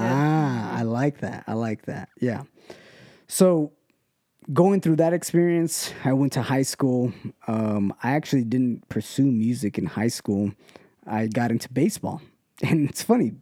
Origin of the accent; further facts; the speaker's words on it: Ontario, California, United States; also born or lived in West Covina, California; I was born here in, in L A, L A County, West Covina to be exact. Um, but I grew up here in Ontario, California